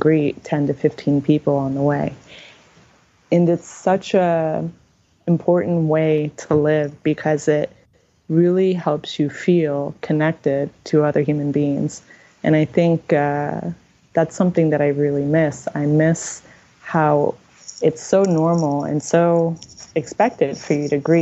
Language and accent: English; United States; also born or lived in Uganda; as an American, I was raised to be very independent and self-sufficient